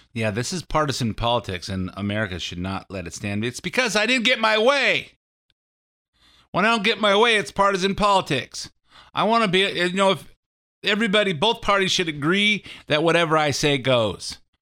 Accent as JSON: {"language": "English", "country": "United States", "said": "I'm an American"}